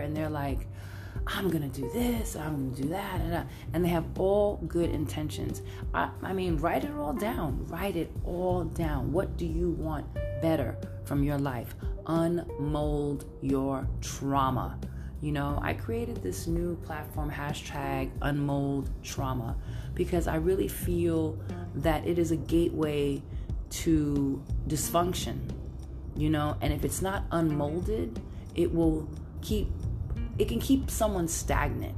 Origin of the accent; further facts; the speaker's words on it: New York City, New York, United States; now in San Francisco, United States; I'm Brooklyn all day, all day, all day, all day.